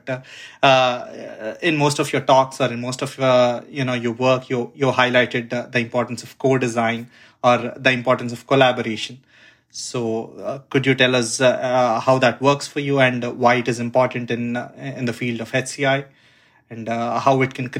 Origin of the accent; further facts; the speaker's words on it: India; moved away; I come from India. So the basic culture there is you have to be very competitive.